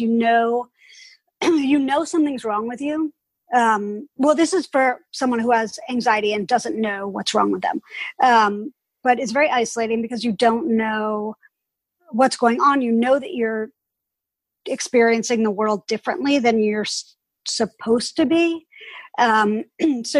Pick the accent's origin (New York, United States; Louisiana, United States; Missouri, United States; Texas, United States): New York, United States; New York City; I was born and raised in Greenwich Village